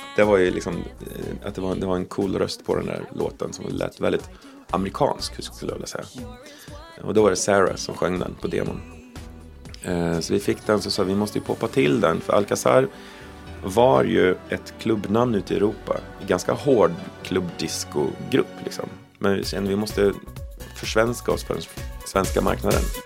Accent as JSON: {"language": "Swedish", "country": "Sweden", "said": "Vi kom från Sverige"}